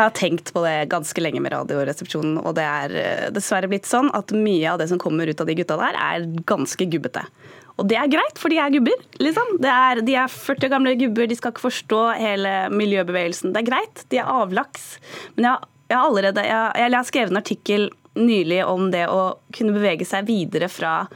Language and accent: Norwegian; Norway; Så sa jeg Norge